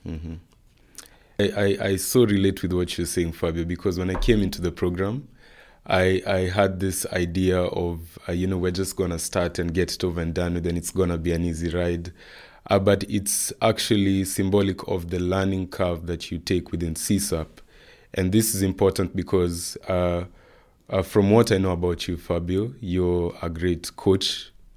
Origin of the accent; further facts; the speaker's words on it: Nairobi, Kenya; I come from Nairobi, Kenya